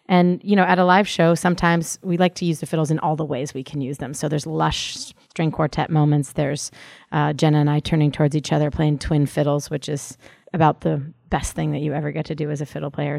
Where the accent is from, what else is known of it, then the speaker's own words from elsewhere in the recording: San Francisco, California, United States; now in Boston, United States; growing up in San Francisco and moving to Boston